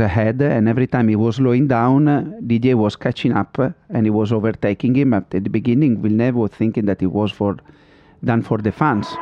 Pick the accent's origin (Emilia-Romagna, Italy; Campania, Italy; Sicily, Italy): Emilia-Romagna, Italy; Modena; English is a second language; I'm from Modena, I always been around in Ferrari